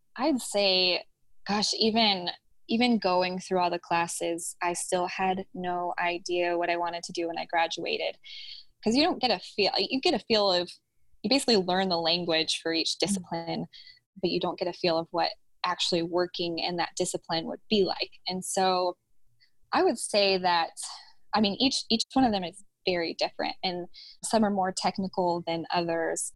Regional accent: Houston, Texas, United States; And I grew up in Houston. So I went back to Houston

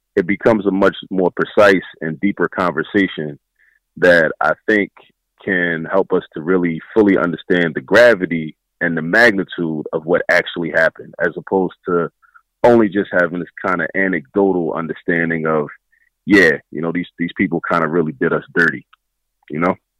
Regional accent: Baltimore, Maryland, United States; moved away as an adult; now in Philadelphia, United States; I was raised in raised in Baltimore

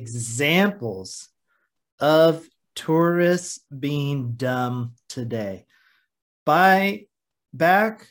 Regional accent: United States; we are American

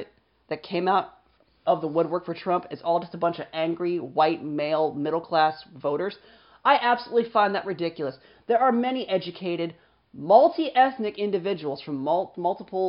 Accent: United States; as an American who is well-educated, Caucasian, under 40, and male

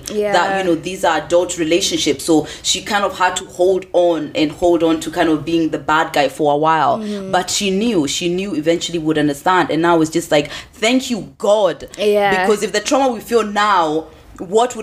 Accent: England, United Kingdom; I was raised in England.

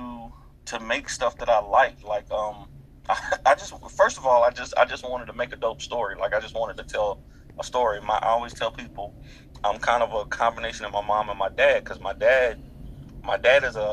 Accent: Durham, North Carolina, United States; also born or lived in Montgomery County, North Carolina; Born and raised in Durham, North Carolina

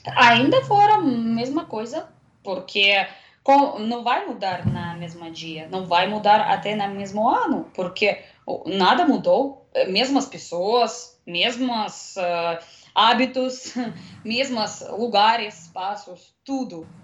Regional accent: Russia; Portuguese is a second language; moved away as an adult; now in Brazil; sou russa, eu já moro no Brasil quase quase dois anos

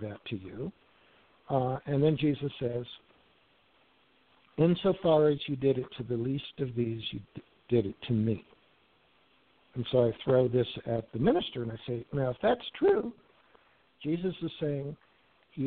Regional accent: Wichita, Kansas, United States; I grew up in Wichita

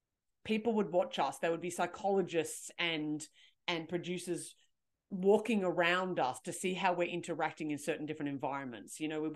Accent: Canberra, Australian Capital Territory, Australia; I'm 23. I'm from Canberra and blah, blah, blah, blah, blah.

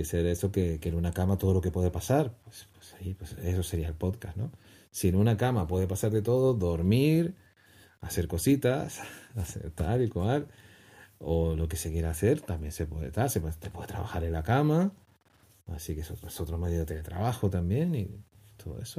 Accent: Canary Islands, Spain; como canarios

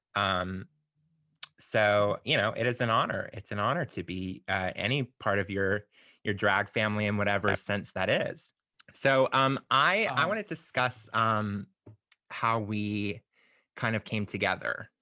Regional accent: Florida, United States; moved away as an adult; also born or lived in Alabama; I grew up in Florida, but my parents had moved to Alabama

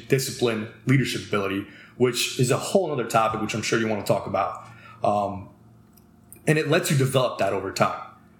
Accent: Cherry Hill, New Jersey, United States; I'm from Cherry Hill too.

